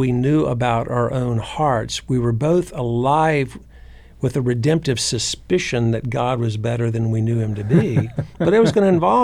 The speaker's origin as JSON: {"language": "English", "region": "North Carolina", "country": "United States", "tie": "born or raised there", "said": "Church I grew up in North Carolina was neither conservative or liberal. It was just Southern"}